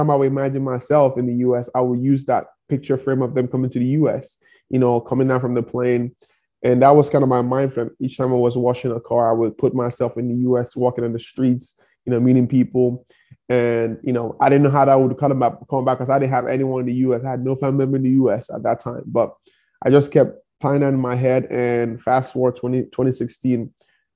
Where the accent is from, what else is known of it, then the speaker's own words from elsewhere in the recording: Nigeria; moved away as an adult; now in Kansas City, United States; I grew up in one of the poorest towns in Nigeria